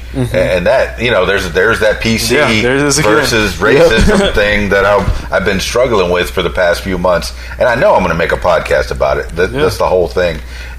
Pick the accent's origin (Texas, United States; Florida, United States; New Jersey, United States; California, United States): Florida, United States; Miami; You know, I'm a Cuban from Miami. Don't get off that highway.